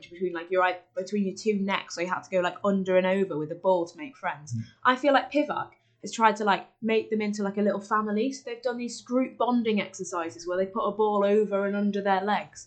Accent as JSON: {"language": "English", "region": "Wales", "country": "United Kingdom", "said": "I'm not northern. I am Welsh through and through"}